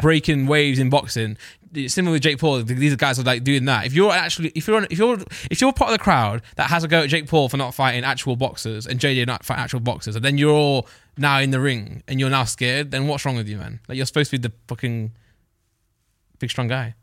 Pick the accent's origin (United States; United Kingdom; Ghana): United Kingdom; East Midlands; I'm from Midlands